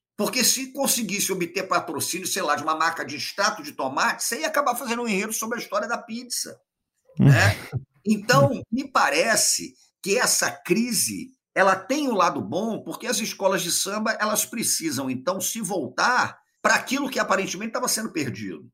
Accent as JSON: {"language": "Portuguese", "region": "Rio de Janeiro", "country": "Brazil", "tie": "born or raised there", "said": "eu sou um sujeito nascido e criado no Rio de Janeiro"}